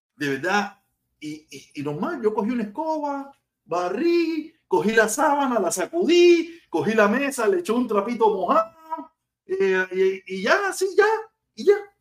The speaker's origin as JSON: {"language": "Spanish", "region": "Havana", "country": "Cuba", "moved": "yes", "lives_now": "United States", "said": "Yo vivía en Habana, yo vivía en Soledad, en el túnel San Miguel, en el pleno Cayo Hueso"}